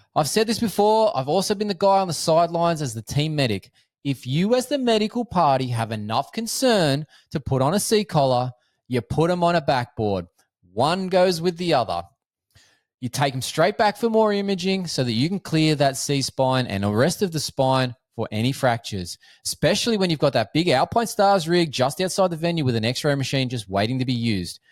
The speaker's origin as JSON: {"language": "English", "country": "Australia", "said": "I'm an Australian physiotherapist"}